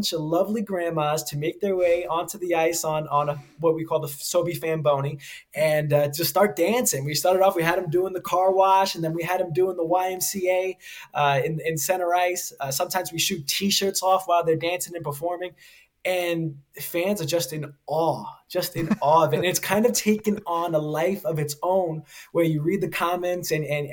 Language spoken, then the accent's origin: English; New York City, New York, United States; moved away as an adult; now in Pittsburgh, United States; I grew up a New York kid, and I wear that with me always